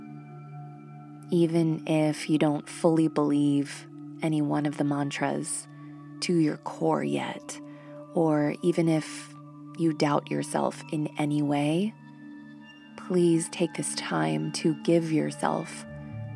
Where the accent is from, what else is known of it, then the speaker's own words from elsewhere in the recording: Monterey, California, United States; my hometown of Monterey, California